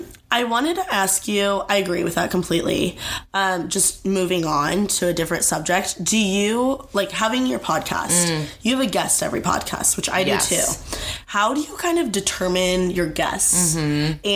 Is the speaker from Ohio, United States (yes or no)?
no; Indiana, United States; moved away as an adult; now in Los Angeles, United States; So I'm originally from Indiana, but I live in LA.